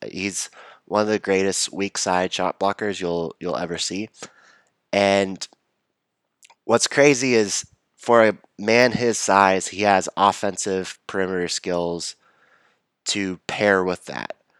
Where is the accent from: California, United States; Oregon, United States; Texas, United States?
Texas, United States; moved away; also born or lived in Chapel Hill, North Carolina; So, I grew up in Texas.